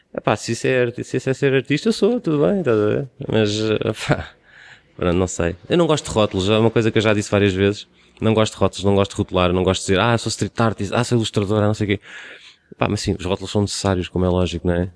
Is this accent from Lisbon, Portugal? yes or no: yes; Cascais, Lisbon, Portugal; de mim como sendo de Cascais, estou na minha terra